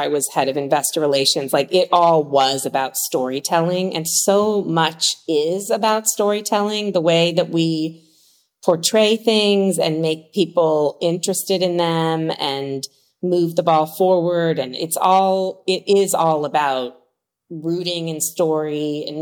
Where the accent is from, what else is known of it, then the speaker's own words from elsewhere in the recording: Washington, District of Columbia, United States; moved away as an adult; now in California, United States; I moved across the country from Washington, D.C., where I grew up, to California